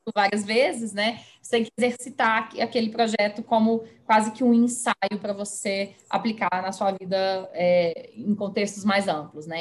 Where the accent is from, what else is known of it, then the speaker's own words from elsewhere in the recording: Belo Horizonte, Minas Gerais, Brazil; moved away as an adult; now in São Paulo, Brazil; Eu me mudei para São Paulo, como você mencionou, eu sou de Belo Horizonte